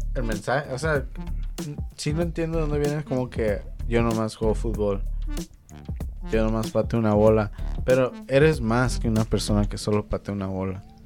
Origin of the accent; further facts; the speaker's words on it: Mexico; siendo mexicano